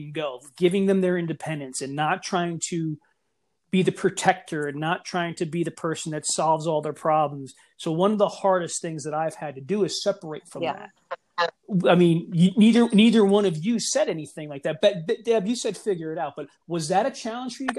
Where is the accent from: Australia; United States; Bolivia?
United States; Clarks Summit, Pennsylvania; where I was growing up in Clark Summit, we lived a privileged life. We lived very privileged.